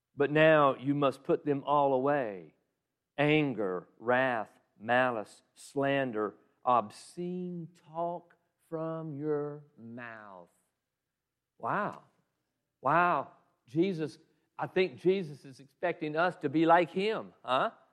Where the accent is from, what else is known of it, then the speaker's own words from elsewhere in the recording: Southeast Georgia, United States; moved away as an adult; I was raised in Southeast Georgia